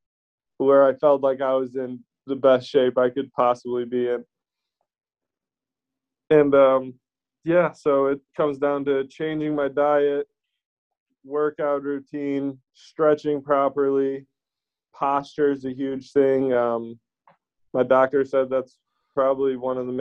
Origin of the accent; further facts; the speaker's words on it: Illinois, United States; I grew up in Illinois. I'm stuck here right now